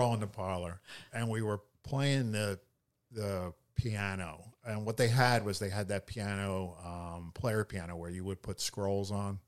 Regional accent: Philadelphia, Pennsylvania, United States; I grew up in Philadelphia

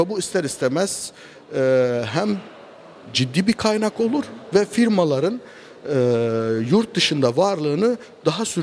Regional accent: Kirkuk, Kirkuk Governorate, Iraq; now in Ankara, Turkey; Kerküklüyüm. Ee, 15 yıldır Ankara'da yaşıyorum, ihracat üzerine çalışıyorum

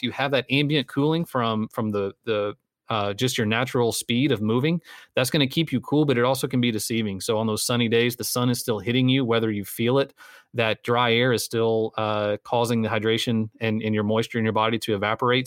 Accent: Texas, United States; a Texan

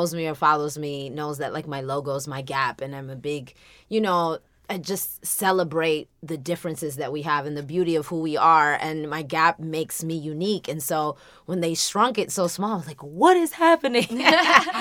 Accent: United States; also born or lived in Dominican Republic; now in Los Angeles, United States; I was raised in America. I came here as a small child

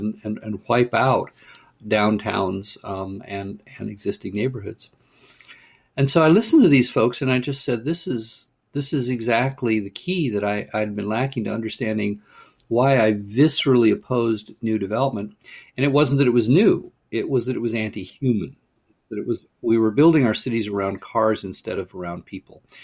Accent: Pasadena, California, United States; I grew up in Pasadena, California

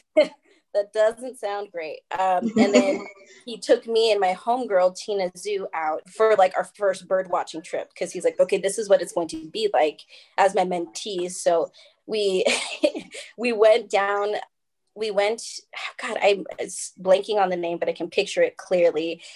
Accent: Oregon, United States; moved away as an adult; now in Colorado, United States; I am originally from Oregon, where I met Sam, mm-hmm. and that's where my heart is

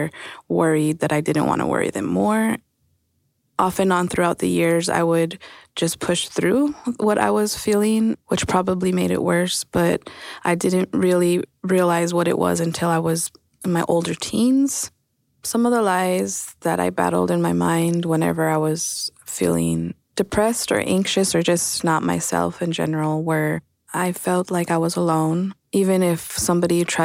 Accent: El Paso, Texas, United States; moved away as an adult; now in Austin, United States; I'm from El Paso, Texas, and I've been in Austin around 8 years

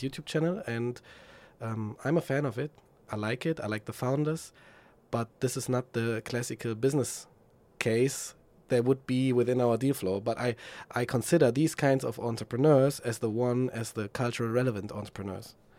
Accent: Frankfurt, Hesse, Germany; moved away as an adult; now in Berlin, Germany; my hometown, Frankfurt.

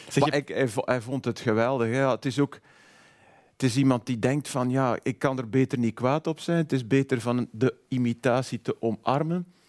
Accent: Waarschoot, Flanders, Belgium; ik ben van Warham, dus dat soort types als Willy Nasus ken ik, want dat zijn mensen uit mijn jeugd.

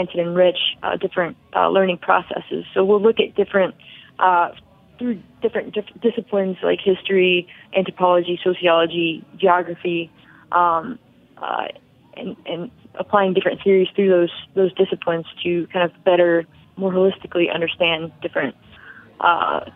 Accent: Kentucky, United States; moved away as an adult; also born or lived in Paraguay / New Orleans / Bethlehem, Pennsylvania; now in Baltimore, United States; I grew up and went to college in Kentucky

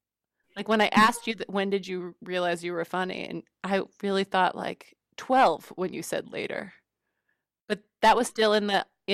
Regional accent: United States; moved away as an adult; also born or lived in New York; now in Denmark; We live in Denmark. I'm American. We moved here from New York

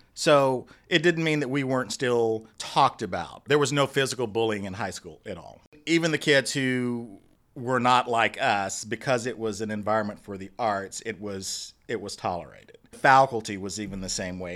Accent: Dallas, Texas, United States; I grew up in Dallas. I'm a Dallas boy. Grew up in Oak Cliff

